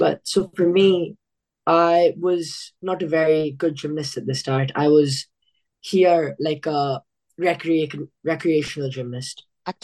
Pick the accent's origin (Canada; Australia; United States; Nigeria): Australia; Being like an Indian kid here